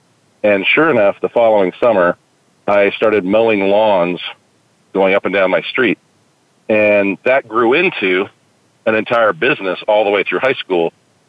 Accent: Fort Worth, Texas, United States; But had a great time growing up in Fort Worth, Texas.

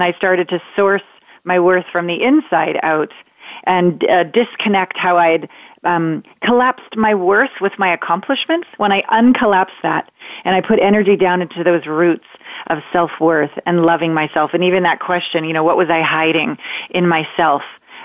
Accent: Canada; moved away as an adult; now in United States; I'm a Canadian, small town Canadian girl. I live in the States now

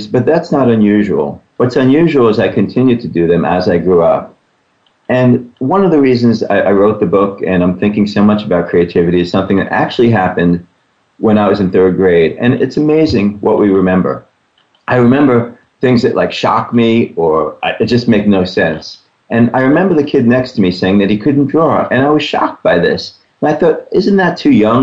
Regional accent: New York City, New York, United States; I grew up around the New York City area, and it was actually on Staten Island

